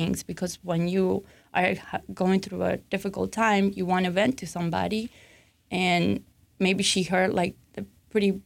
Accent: Argentina; moved away; I'm originally from Argentina

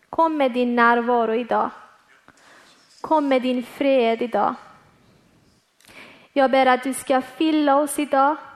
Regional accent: Iran; Swedish is a second language; now in Malmö, Sweden; Jag är född och uppväxt i Iran och kom till tro på Jesus efter jag kom hit tillsammans med min familj 2014.

